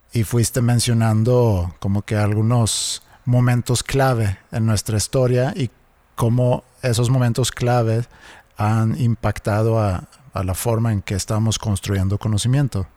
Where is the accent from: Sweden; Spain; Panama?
Sweden; now in Mexico; de donde yo soy en Suecia